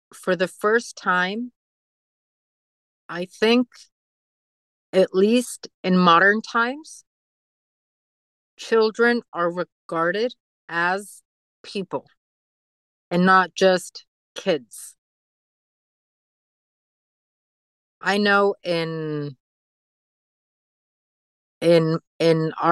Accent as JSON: {"language": "English", "country": "Mexico", "moved": "yes", "lives_now": "United States", "said": "we're from Mexico"}